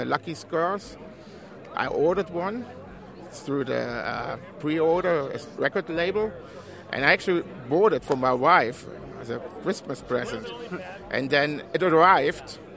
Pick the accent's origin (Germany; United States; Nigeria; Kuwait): Germany; English is a second language; I'm actually from Germany and uh, I'm just over for the weekend